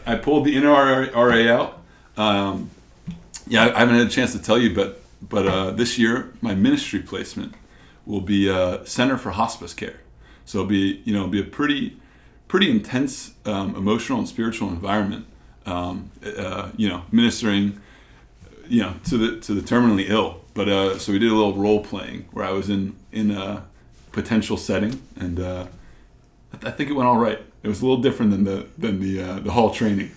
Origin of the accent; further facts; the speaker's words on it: New York, United States; I'm from New York